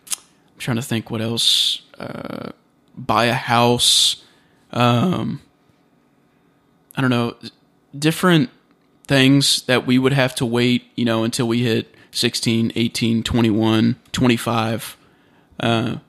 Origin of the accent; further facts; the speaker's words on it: United States; to us, or to me as an American, I was like, no, that's definitely a city.